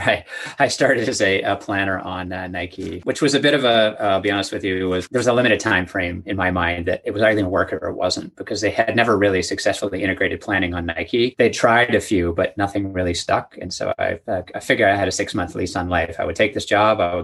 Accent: Montreal, Quebec, Canada; moved away as an adult; also born or lived in Toronto; I was born and raised in Montreal

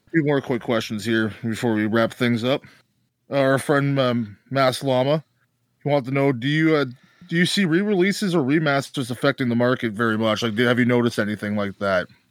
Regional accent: Canada; I'm Canadian

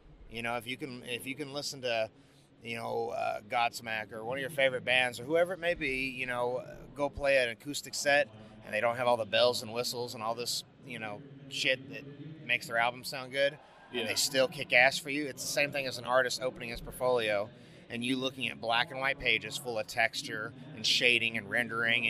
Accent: California, United States; I grew up in California and I never got the new school supplies

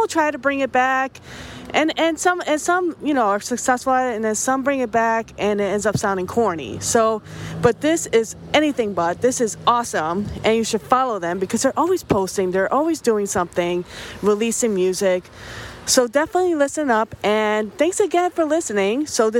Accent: United States; accent: American; I'm American, and my accent is shit.

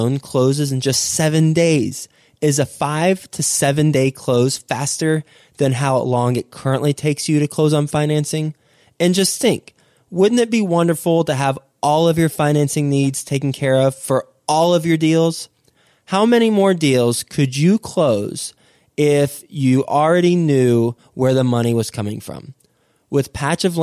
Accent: Fort Worth, Texas, United States; also born or lived in Houston, Texas; Houston, Texas, my home state. Not home city, but my home state. Actually, I actually lived in Houston for a couple years when I was 1 and 2 years old, and then we moved to Fort Worth.

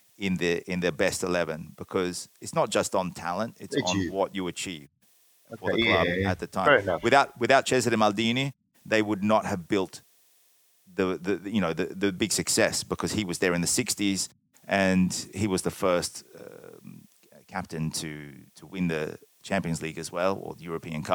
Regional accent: Australia; now in Italy; growing up in Australia

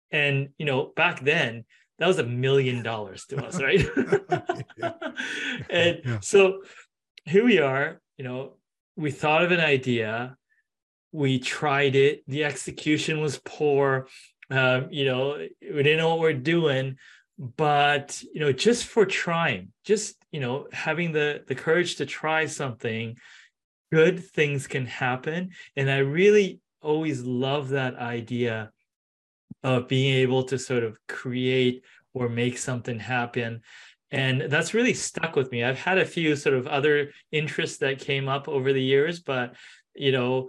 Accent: Japan; born there; also born or lived in Canada / San Francisco; Oh, you know, I was born in Japan for a couple of years. I was in Canada.

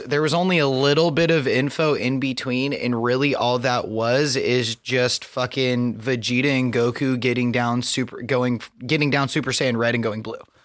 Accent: Southern Idaho, United States; I grew up in Southern Idaho going to school

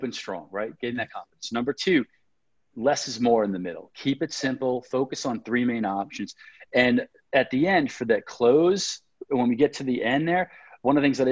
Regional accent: New York, United States; now I'm from New York

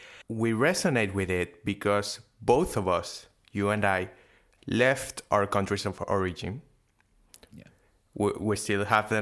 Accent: Venezuela; now in Argentina; No, in Venezuela.

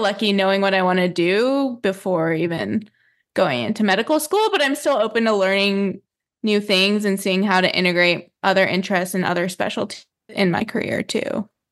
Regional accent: New Mexico, United States; I grew up in New Mexico

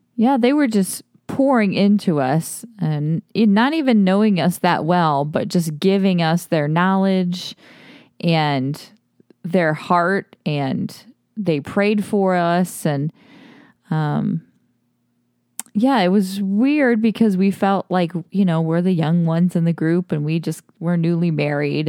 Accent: Toledo, Ohio, United States; now in Austin, United States; Justin and I grew up in Ohio, in Toledo, Ohio.

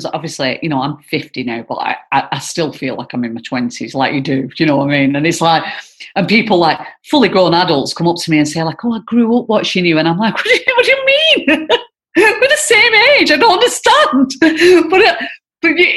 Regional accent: Bacup, North West England, United Kingdom; where I grew up in Bacup

